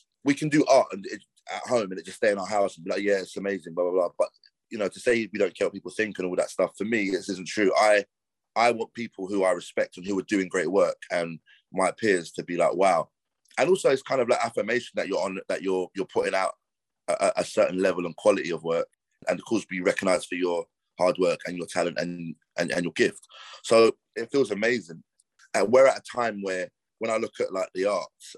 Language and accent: English; London, United Kingdom; growing up in London